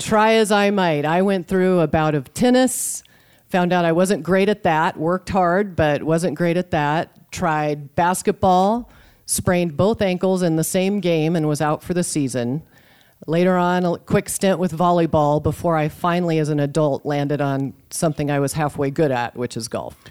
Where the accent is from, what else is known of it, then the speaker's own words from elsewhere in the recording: Boise, Idaho, United States; now in Sioux City, United States; I grew up just outside Boise, Idaho in the early seventies